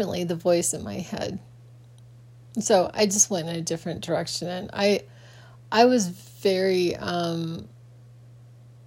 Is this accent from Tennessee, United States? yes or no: no; Phoenix, Arizona, United States; growing up in Phoenix was a very, very strange thing for me